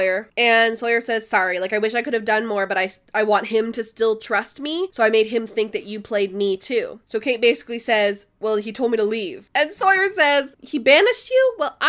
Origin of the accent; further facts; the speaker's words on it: Canada; I'm Canadian